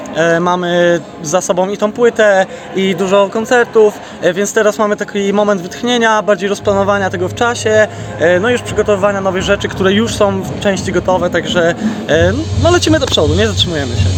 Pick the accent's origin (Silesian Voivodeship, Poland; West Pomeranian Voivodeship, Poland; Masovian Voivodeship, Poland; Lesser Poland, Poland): West Pomeranian Voivodeship, Poland; Szczecin; Ja też jak wiesz jestem stąd